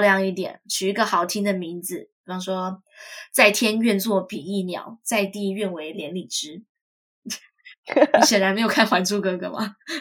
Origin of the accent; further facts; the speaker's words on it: Taiwan; now in United States; 我自己也是谨慎的台湾人